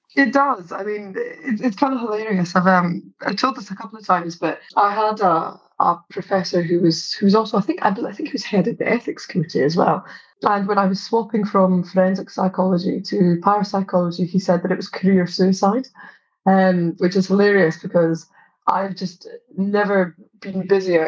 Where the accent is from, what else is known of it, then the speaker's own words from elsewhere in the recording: Livingston, Scotland, United Kingdom; also born or lived in Scottish Borders; I grew up partly between uh, Mid Calder and Livingston, where I'm originally from, and also a caravan park in the borders.